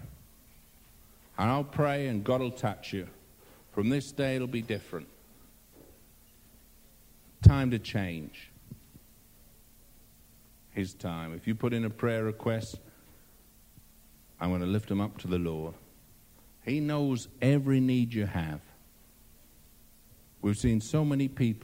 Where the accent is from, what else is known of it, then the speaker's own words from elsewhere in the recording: England, United Kingdom; I'm English